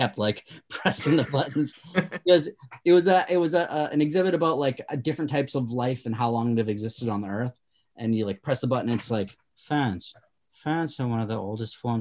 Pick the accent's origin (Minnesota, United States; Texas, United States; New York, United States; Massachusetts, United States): Massachusetts, United States; Stoughton; accent: Boston; also born or lived in Easton, Massachusetts / Jamaica Plain, Boston; I grew up in Stoughton and Easton.